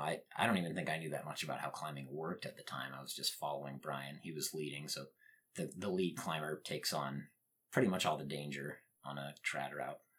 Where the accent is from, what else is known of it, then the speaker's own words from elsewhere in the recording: northern Utah, United States; I grew up in Utah. The town that I grew up in, I mean, it's not exactly rural